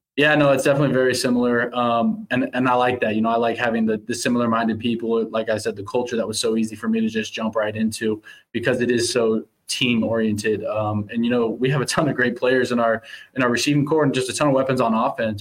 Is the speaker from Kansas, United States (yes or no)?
yes; Overland Park, Kansas, United States; moved away as an adult; now in Winnipeg, Canada; growing up in Kansas City